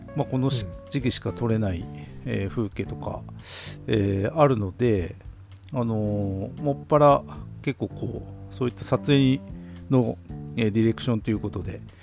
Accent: Obihiro, Hokkaido, Japan; 北海道帯広僕らの地元の十勝帯広

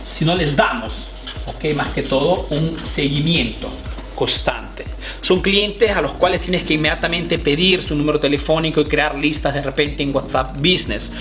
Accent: Peru; now in Italy; soy un emprendedor peruano que vive aquí en Italia

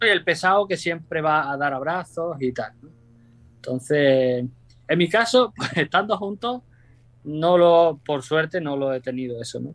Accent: Mérida, Extremadura, Spain; moved away as an adult; now in Japan; mi tierra, Mérida, Extremadura

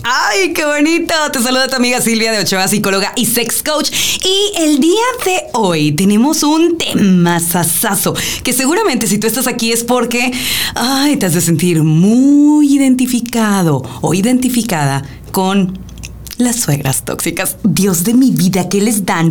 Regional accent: Mexico; como bien mexicanos, en una eh, cultura muy matriarcal

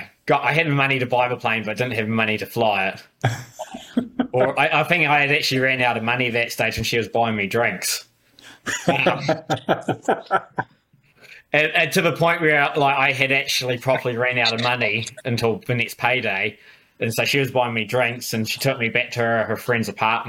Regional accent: New Zealand; I said I was a Kiwi

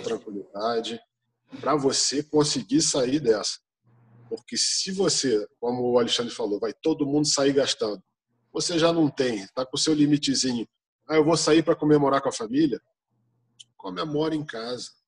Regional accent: Brazil; Nós somos brasileiros

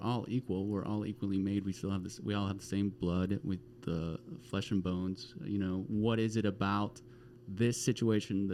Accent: Arlington, Texas, United States; I grew up in Arlington, Texas, which is between Fort Worth and Dallas

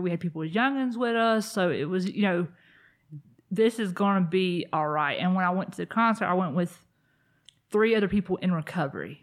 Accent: South Carolina, United States; I grew up in South Carolina

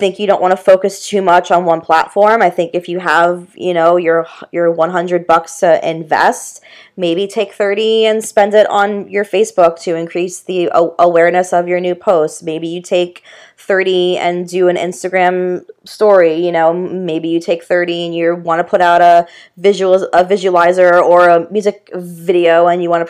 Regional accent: Boca Raton, Florida, United States; moved away as an adult; I grew up in Boca Raton

